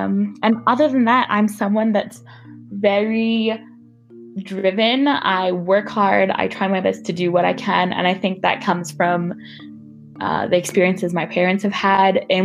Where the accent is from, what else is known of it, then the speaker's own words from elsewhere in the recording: Namibia; moved away as an adult; I'm from Namibia